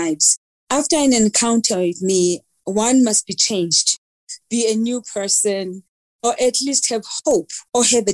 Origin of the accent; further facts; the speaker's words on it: Mdantsane, Eastern Cape, South Africa; also born or lived in Keiskammahoek, Eastern Cape; I grew up in Mdanzane, which is a location or township in the Eastern Cape. And we later moved to the rural village of Kaiskamahook, which is known as Kuqoboqobo in the Eastern Cape.